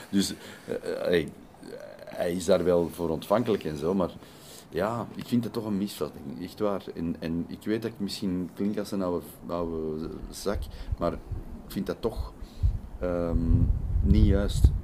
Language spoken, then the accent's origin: Dutch; Belgium; also born or lived in Netherlands Antilles; ik als Belg